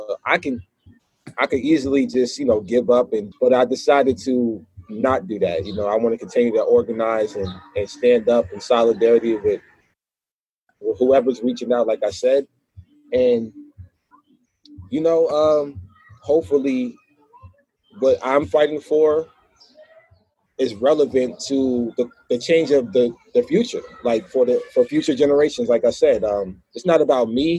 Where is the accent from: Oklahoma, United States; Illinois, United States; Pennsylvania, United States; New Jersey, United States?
New Jersey, United States; Newark; I was out here in New Jersey in my hometown where I'm residing at now, Newark, New Jersey